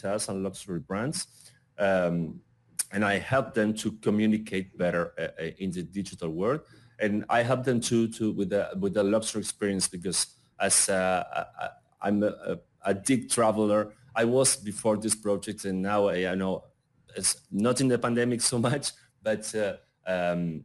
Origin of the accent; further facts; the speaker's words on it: Argentina; I'm from Argentina